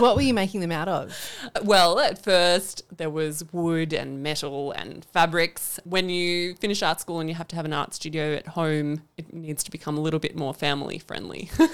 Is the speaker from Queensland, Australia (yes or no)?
no; Canberra, Australian Capital Territory, Australia; I am from Canberra. I've was born in Canberra and I'm not planning to leave anytime soon